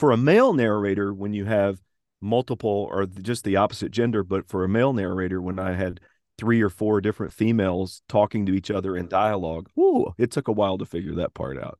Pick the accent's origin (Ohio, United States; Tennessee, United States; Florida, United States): Tennessee, United States; accent: Tennessee accent; subtle Southern; I'm from the state of Tennessee